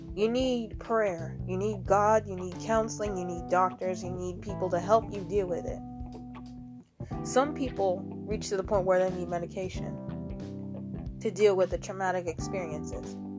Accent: United States; I'm American

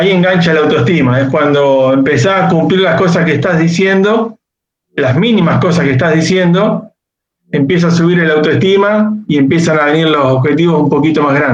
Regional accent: Pergamino, Buenos Aires Province, Argentina; yo soy ingeniero agrónomo de, Pergamino, acá al norte de la provincia de, Buenos Aires.

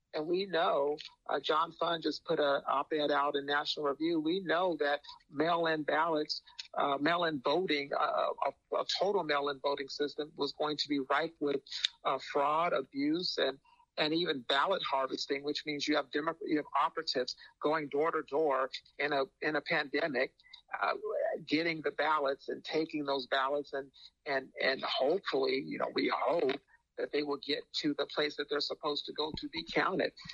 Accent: Phoenix, Arizona, United States; I'm, I'm from Phoenix, and, and the expression we used to use out in Phoenix

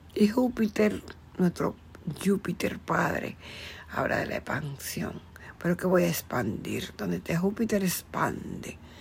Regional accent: Dominican Republic; yo soy dominicana

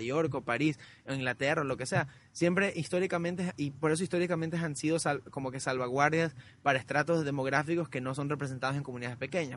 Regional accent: Guayaquil, Guayas, Ecuador; moved away; also born or lived in Vermont, United States; cuando yo crecí en Alborada

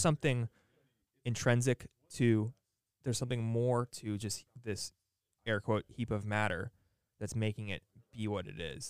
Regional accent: United States; we have this weird, I don't know, imposition as modern American young people to be friends with a ton of people

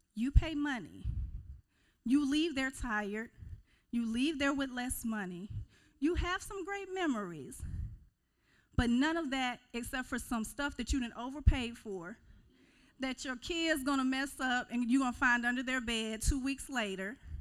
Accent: Kissimmee, Florida, United States; moved away as an adult; now in Mississippi, United States; I was actually raised in Central Florida, Kissimmee St. Cloud, and it is a little south

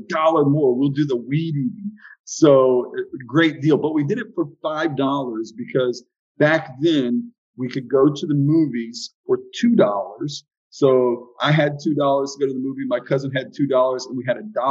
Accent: Southwest Florida, United States; also born or lived in Dayton, Ohio; came down to sunny Southwest Florida when I was about 4 years old and grew up here as a child

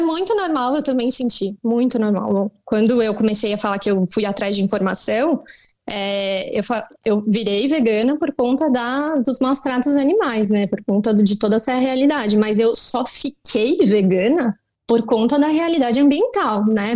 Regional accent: São Paulo, Brazil; eu cresci em São Paulo, cresci com meu pai

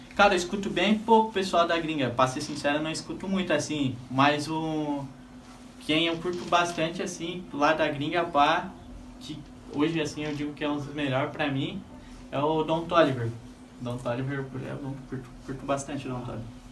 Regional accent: Joinville, Santa Catarina, Brazil; Sou Joinvilense. Nasci aqui em Joinville mesmo

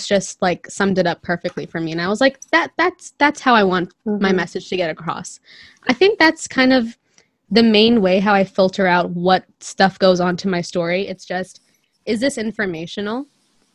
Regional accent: India; I'm a Christian minority in India.

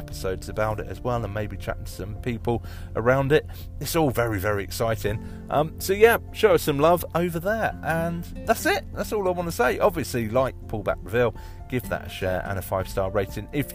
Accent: Manchester, North West England, United Kingdom; In my hometown, my home city of Manchester

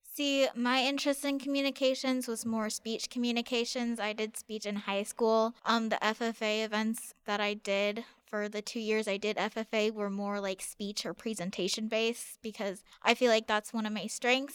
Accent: Raymond, Nebraska, United States; I'm from Raymond, Nebraska, which is just outside of Lincoln.

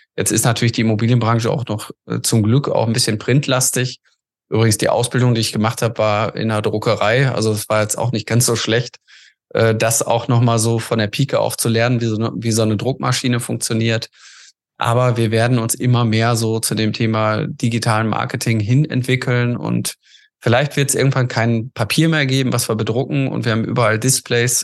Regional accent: Essen, North Rhine-Westphalia, Germany; komme aus Essen und äh, bin da auch mein Leben lang aufgewachsen, groß geworden

